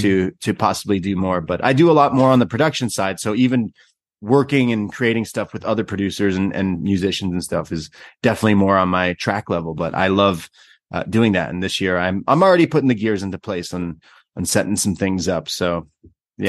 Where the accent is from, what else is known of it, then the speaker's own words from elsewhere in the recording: Canada; I'm Canadian.